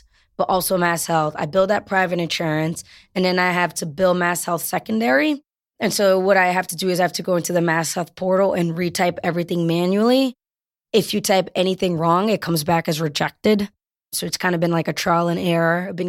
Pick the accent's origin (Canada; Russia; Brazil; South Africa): Brazil; now in Framingham, United States; I speak Portuguese. I was born in Brazil.